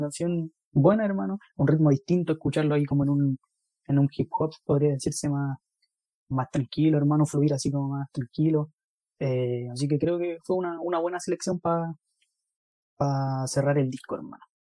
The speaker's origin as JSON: {"language": "Spanish", "country": "Chile", "said": "somos chilenos"}